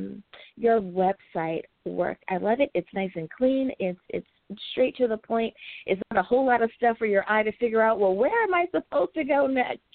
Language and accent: English; United States; my home country, the U.S. of A.